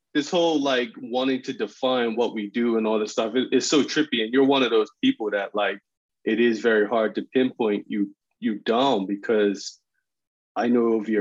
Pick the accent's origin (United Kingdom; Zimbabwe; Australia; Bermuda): Bermuda; I'm from Bermuda.